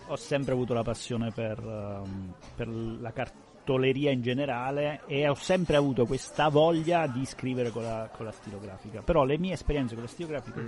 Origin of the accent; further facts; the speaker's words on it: Abruzzo, Italy; now in Piedmont, Italy; essendo abruzzese